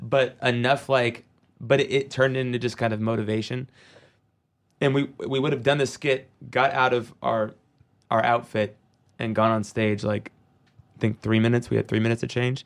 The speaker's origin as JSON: {"language": "English", "town": "Seattle", "region": "Washington", "country": "United States", "tie": "born or raised there", "said": "growing up in Seattle, I mean, in the nineties, it was the mecca of grunge"}